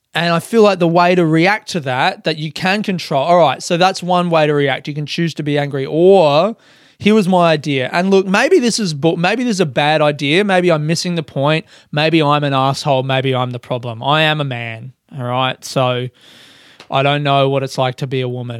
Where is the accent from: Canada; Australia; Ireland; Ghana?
Australia; Adelaide, South Australia; moved away as an adult; now in Melbourne, Australia; I'm a comedian from Adelaide, Australia, living in Melbourne